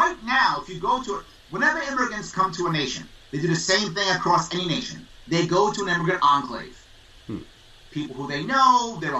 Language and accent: English; United States; I'm an American.